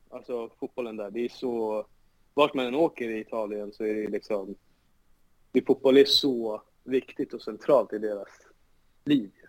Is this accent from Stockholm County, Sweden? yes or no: yes; Solna, Stockholm County, Sweden; Alltså jag är uppvuxen på Råsunda